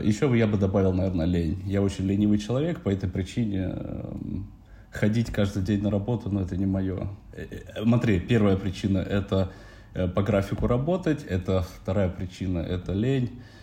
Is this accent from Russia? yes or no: no; Narva, Ida-Viru County, Estonia; moved away as an adult; now in Tallinn, Estonia; родом из Нарвы